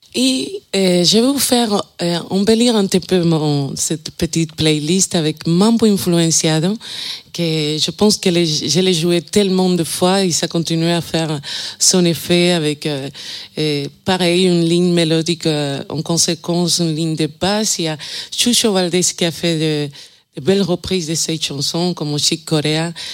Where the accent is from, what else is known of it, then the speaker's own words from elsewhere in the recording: Cuba; moved away; je viens de Cuba, je suis chanteuse et flûtiste